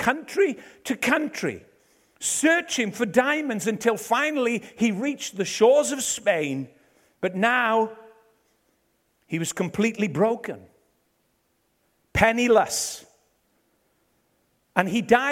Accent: Ebbw Vale, Wales, United Kingdom; I'm from Ebervale.

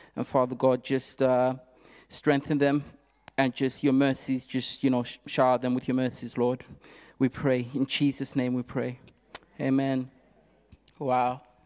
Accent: Zimbabwe; now in United Kingdom; I come from Zimbabwe originally, and I arrived in this country

